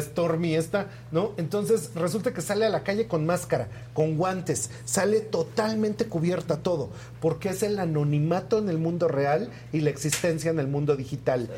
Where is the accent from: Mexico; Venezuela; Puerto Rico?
Mexico; somos, mexicanos